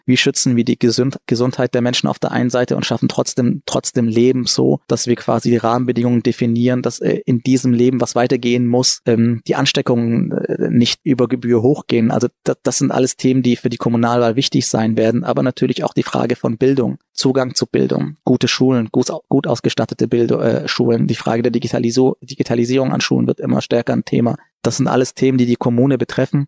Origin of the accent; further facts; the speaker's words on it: Germany; also born or lived in Frankfurt; hier bin ich aufgewachsen, hier habe ich eine große Chance bekommen und ähm, ist heute meine Heimat und mein Zuhause